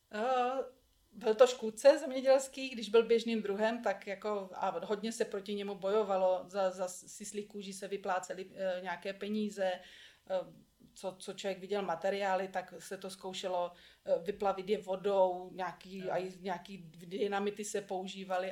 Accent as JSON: {"language": "Czech", "country": "Czechia", "said": "tady u nás v Čechách"}